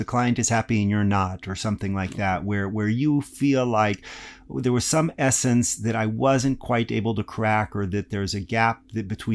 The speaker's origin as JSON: {"language": "English", "region": "Texas", "country": "United States", "said": "I'm from Texas"}